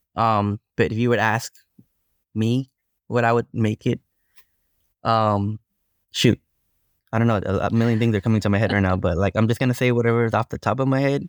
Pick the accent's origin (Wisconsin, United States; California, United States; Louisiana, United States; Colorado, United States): California, United States; Long Beach; I grew up in Long Beach, California